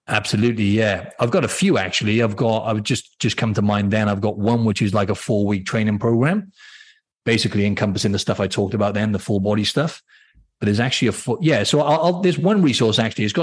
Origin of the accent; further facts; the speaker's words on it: Wales, United Kingdom; accent: Welsh; for anyone who doesn't know in Wales, you've got I'm from th